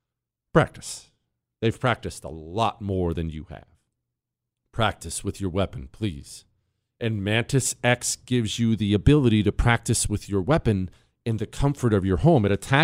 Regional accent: Montana, United States; also born or lived in Ohio; I was born in Ohio to a construction family, moved to Montana when I was 10.

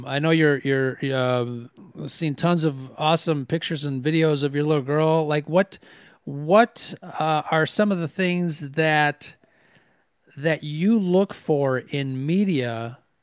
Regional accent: United States; being Mexican American, it's something that growing up mostly kind of you know not not really super mexican um i was more uh, i i guess the term is i was americanized i mean i was born here

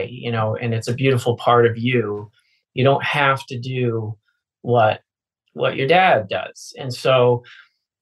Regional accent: Connecticut, United States; now in Nashville, United States; I grew up in Connecticut in a small town

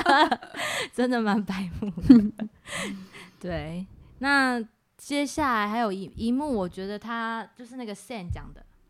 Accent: Taiwan; 我们可以自称我们是原住民排湾族嘛

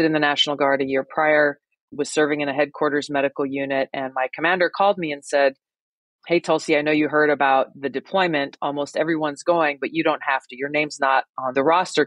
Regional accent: Hawaii, United States; growing up in Hawaii, as you can imagine, it's a beautiful place. And I grew up surfing and swimming and hiking

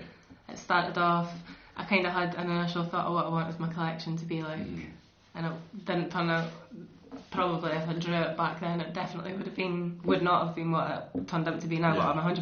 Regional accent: Dundee, Scotland, United Kingdom; at the moment I'm 24. I'm from Dundee. I travelled through to Aberdeen every single day for 3 years.

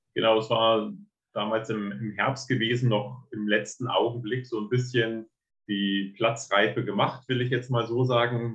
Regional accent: Berlin, Germany; ich äh, komme aus Berlin

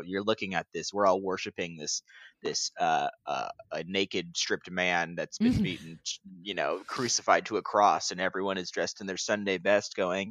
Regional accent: Midwest, United States; I grew up in the Midwest, so we'd always have our snow boots.

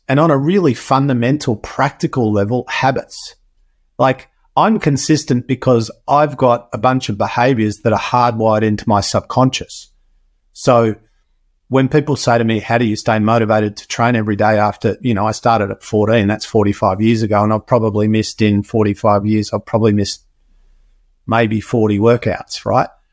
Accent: Australia; I was born in Australia

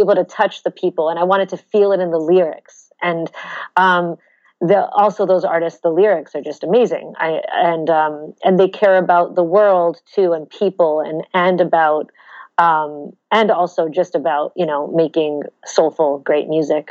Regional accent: Toronto, Ontario, Canada; moved away as an adult; now in New York, United States; I grew up in Toronto, Canada.

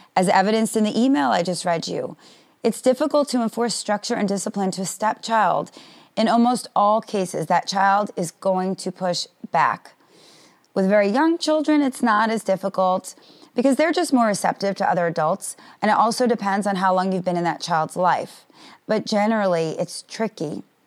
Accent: New York City, New York, United States; now in Florida, United States; a long weekend in New York, my hometown

